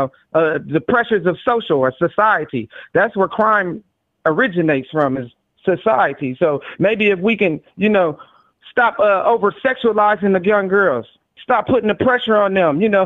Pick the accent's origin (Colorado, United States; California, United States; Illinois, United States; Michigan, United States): California, United States; Los Angeles; I'm from Los Angeles